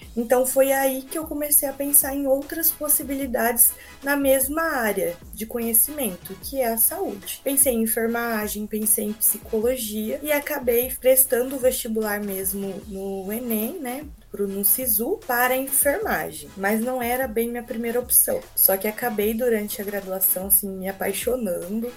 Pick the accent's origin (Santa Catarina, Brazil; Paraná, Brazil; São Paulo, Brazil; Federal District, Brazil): São Paulo, Brazil; Americana; moved away as an adult; also born or lived in Rondonópolis, Mato Grosso; Eu sou natural de Americana, São Paulo, viajei bastante para estudar.